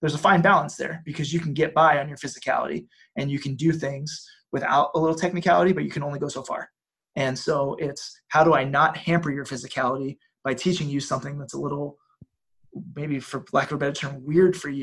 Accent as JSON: {"language": "English", "town": "Philadelphia", "region": "Pennsylvania", "country": "United States", "tie": "born or raised there", "also_born_or_lived": "Natchitoches / Las Vegas", "moved": "as an adult", "lives_now": "Cookeville, United States", "said": "I grew up right outside Philadelphia"}